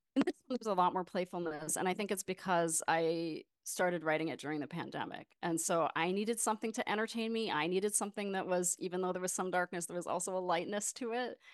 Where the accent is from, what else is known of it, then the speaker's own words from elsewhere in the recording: Windsor, Ontario, Canada; moved away as an adult; also born or lived in Toronto, Canada / New York, United States; now in Brooklyn, United States; I was raised just across the border in Ontario near Windsor, Detroit area